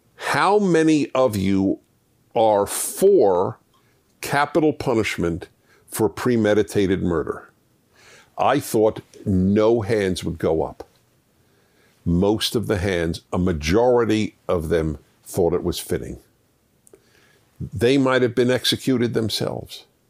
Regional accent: New York City, New York, United States; I grew up in New York City in Brooklyn

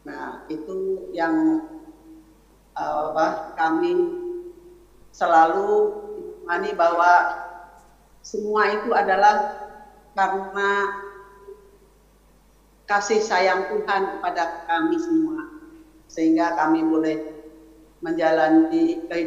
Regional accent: Java, Indonesia; kami dari latar belakang yang berbeda saya dari Jawa sedangkan suami saya adalah dari suku Batak

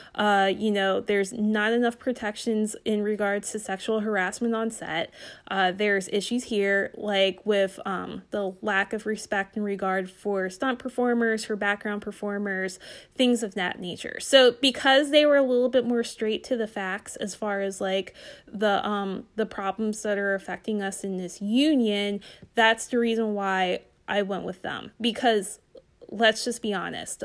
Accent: Northern Delaware, United States; I'm from Northern Delaware

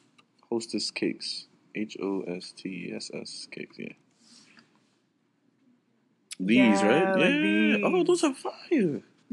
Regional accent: New York City, New York, United States; I grew up in a Trinidadian house, so I might be a Yankee, yes. I'm from Brooklyn, yes.

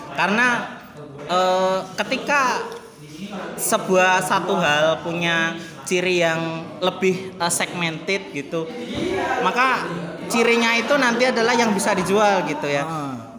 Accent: Yogyakarta, Special Region of Yogyakarta, Indonesia; saya asli dari Yogyakarta.

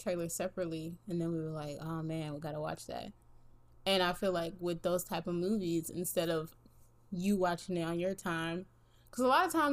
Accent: East Coast, United States; moved away; I grew up on the East Coast.

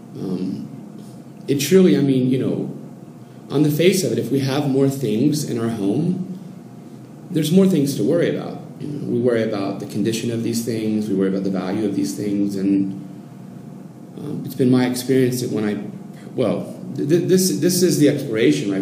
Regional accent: Oregon coast, United States; moved away as an adult; now in Mexico City, Mexico; I'm from the Oregon coast.

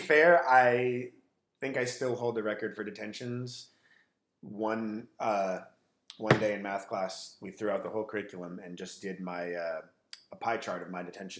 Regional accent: Manhattan Beach, California, United States; I grew up in Manhattan. And I went to Catholic school, American Martyrs. 9 years of Catholic school

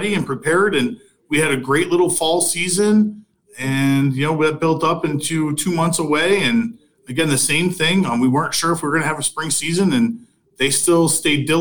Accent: Fulton-Montgomery area, New York, United States; I was working at Fulton Montgomery Community College back in my hometown

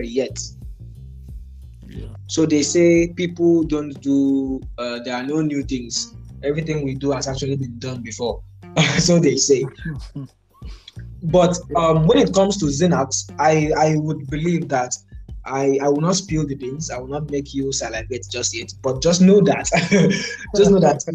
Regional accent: Nigeria; So I am Nigerian.

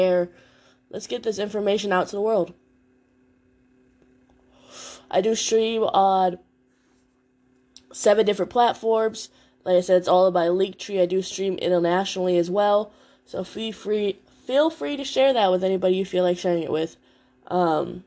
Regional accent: Chicago, Illinois, United States; now in North Carolina, United States; I'm in Chicago currently right now. Y'all know I live in North Carolina, but I love my hometown

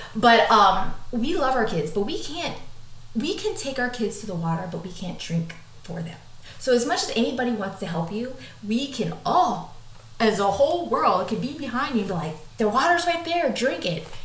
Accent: United States; I'm American

